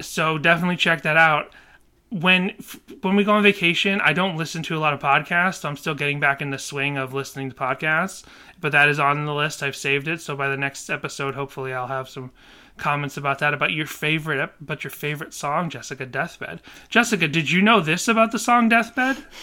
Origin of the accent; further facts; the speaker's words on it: Boston, Massachusetts, United States; moved away; I never had a lot of beans growing up in Boston